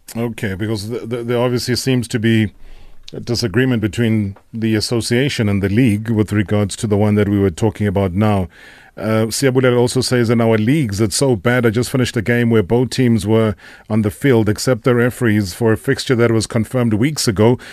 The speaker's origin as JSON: {"language": "English", "country": "South Africa", "said": "us as South African football lovers"}